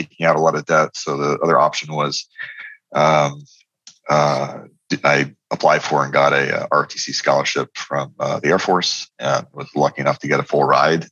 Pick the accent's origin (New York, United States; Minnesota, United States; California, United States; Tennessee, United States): New York, United States; Poughkeepsie; We grew up in Poughkeepsie, New York, which is the headquarters of the mainframe operations of IBM